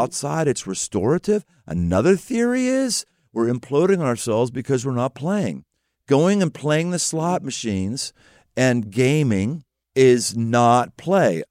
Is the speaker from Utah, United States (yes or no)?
no; Pittsburgh, Pennsylvania, United States; moved away; I came from Pittsburgh